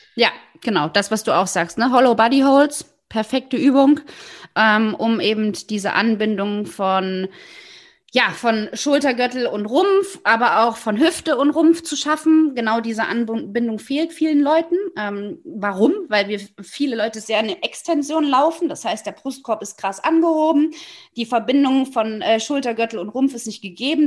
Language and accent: German; the East, eastern Germany, Germany; Ich bin im Osten groß geworden